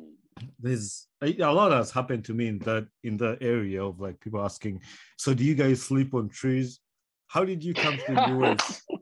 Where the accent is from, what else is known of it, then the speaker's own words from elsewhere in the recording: Uganda; English is a second language; now in United States; like I'm from Uganda, a third world country, but here am I in the United States working with the Americans